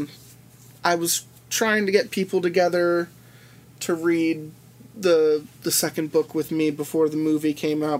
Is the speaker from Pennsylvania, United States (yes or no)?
yes; Pennsylvania, United States; Growing up in Pennsylvania